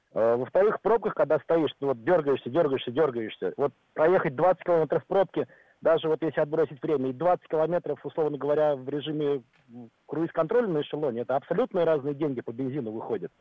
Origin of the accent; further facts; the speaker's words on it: Moscow, Russia; Я таксист, так. но я москвич